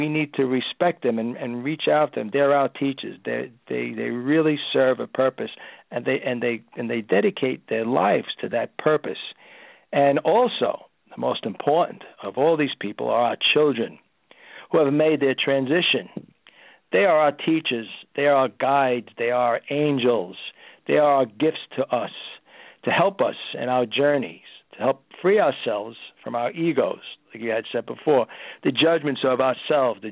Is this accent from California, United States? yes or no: no; Brooklyn, New York, United States; as a kid growing up in Brooklyn